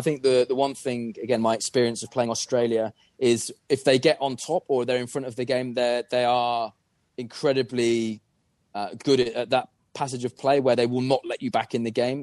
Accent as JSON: {"language": "English", "region": "England", "country": "United Kingdom", "said": "as an Englishman"}